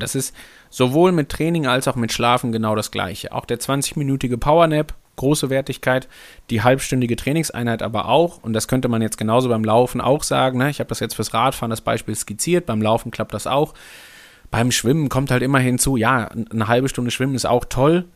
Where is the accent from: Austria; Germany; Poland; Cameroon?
Germany; Hamburg; Also ich bin Hamburger, Hamburg geprägt